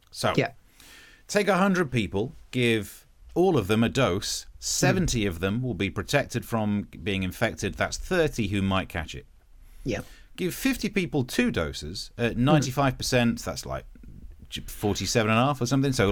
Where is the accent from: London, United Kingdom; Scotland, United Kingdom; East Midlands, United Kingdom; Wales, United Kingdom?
East Midlands, United Kingdom; my my original accent's not that different to Yorkshire because although I'm from Nottinghamshire, I'm from the right at the top of it, so we sound a bit Yorkshirey.